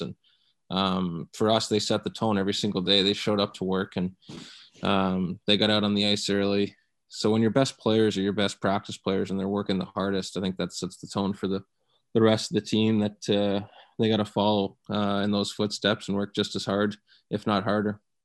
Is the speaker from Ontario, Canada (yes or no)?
yes; London, Ontario, Canada; moved away; also born or lived in Guelph, Ontario; my hometown of, of London